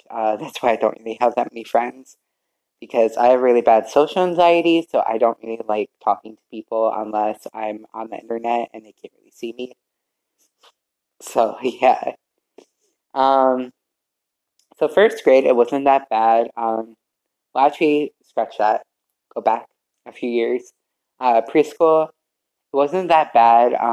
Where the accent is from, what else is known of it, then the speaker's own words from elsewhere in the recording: Vernon, Connecticut, United States; born there; also born or lived in Middletown / Glastonbury; I was born in Vernon, Connecticut, and we moved around from Middletown to Glastonbury to who knows where.